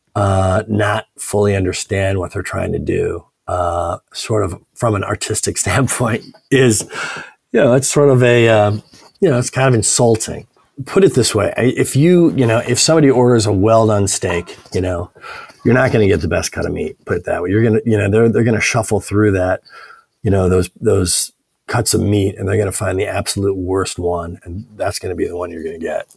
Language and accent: English; Evanston, Illinois, United States; also born or lived in Paris, France; I grew up in Evanston, which is just uh, a north northern suburb of Chicago.